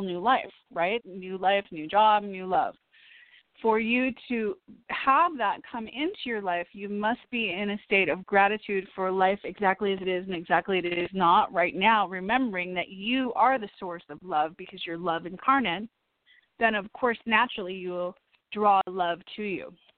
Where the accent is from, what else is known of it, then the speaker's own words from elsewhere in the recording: Illinois, United States; now in Los Angeles, United States; I'm from Illinois. My parents live in Woodstock. Illinois, little tiny town